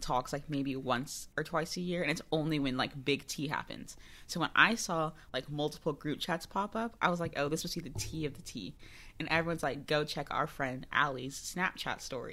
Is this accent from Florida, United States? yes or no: yes; Florida, United States; moved away; people in my high school get married very young because I'm from Florida, like, rural mm-hmm. Florida. Not really rural. Country Florida